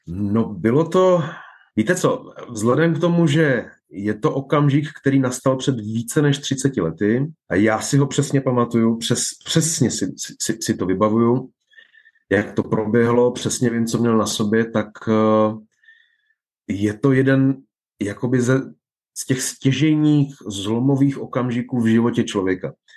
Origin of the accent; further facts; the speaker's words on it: Czechia; moved away as an adult; also born or lived in Nigeria / Spain; ta česká kultura uh, mě oklopovala drtivou většinu mého života. Vyrostl jsem v ní, dozrál jsem v ní